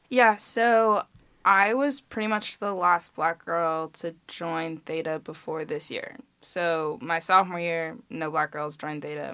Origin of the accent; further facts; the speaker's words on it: Chicago, Illinois, United States; I'm from Chicago